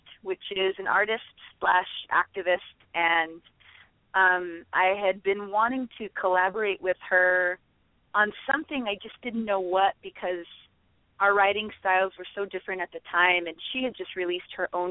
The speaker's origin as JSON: {"language": "English", "town": "Phoenix", "region": "Arizona", "country": "United States", "tie": "born or raised there", "moved": "as an adult", "lives_now": "Los Angeles, United States", "said": "I'm born and raised in Phoenix, Arizona"}